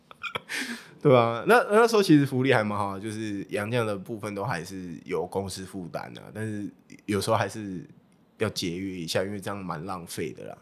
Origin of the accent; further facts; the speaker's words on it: Taiwan; 那时候的英文能力 大概就是一般台湾人这样